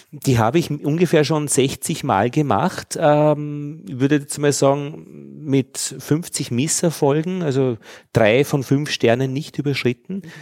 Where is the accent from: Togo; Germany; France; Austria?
Austria; Altheim, Upper Austria; also born or lived in Braunau am Inn; In, in, Altheim und ich bin in Braunau am Inn zur Schule gegangen.